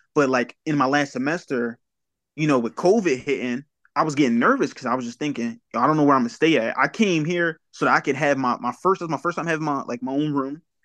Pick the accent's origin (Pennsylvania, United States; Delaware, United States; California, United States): Delaware, United States; Wilmington; also born or lived in New Castle, Delaware; I'm originally from Wilmington, Delaware